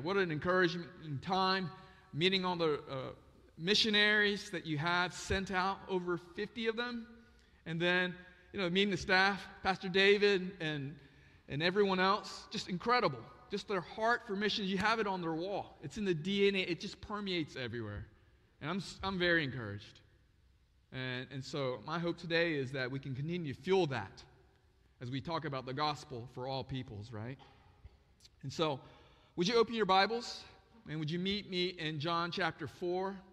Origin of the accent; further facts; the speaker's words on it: Osaka, Japan; moved away; also born or lived in North Carolina; I was born in Japan, Osaka, Japan